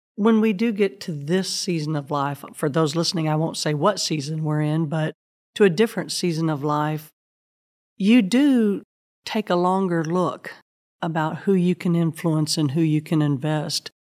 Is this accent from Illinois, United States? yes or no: yes; Southern Illinois, United States; I grew up in the Midwest in a tiny Southern Baptist church in Southern Illinois